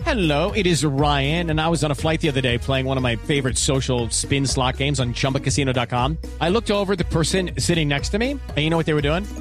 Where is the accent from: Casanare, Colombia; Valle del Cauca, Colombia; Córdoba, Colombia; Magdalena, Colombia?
Valle del Cauca, Colombia; Cali; quienes nacimos en Cali, quienes vivimos en Cali